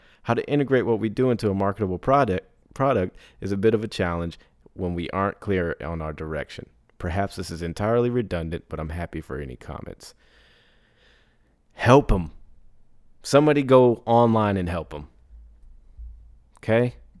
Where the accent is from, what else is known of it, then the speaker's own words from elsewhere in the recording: Ireland; I'm from Ireland, so a lot of creator funds aren't open to Irish creators.